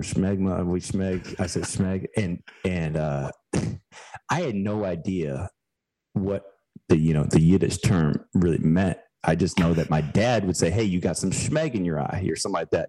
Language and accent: English; Chicago suburbs, Illinois, United States; moved away as an adult; also born or lived in Girona, Spain; now in Greenville, United States; we moved back to where my wife and I uh, both grew up in Chicago burbs